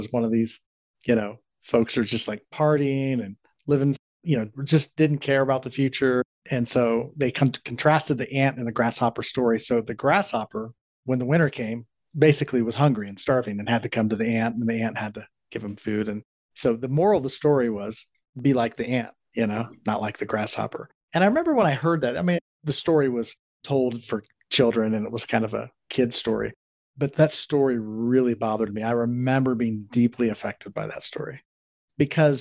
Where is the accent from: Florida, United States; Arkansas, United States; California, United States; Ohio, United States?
Ohio, United States; Columbus; I grew up in Columbus, Ohio, which is where I'm from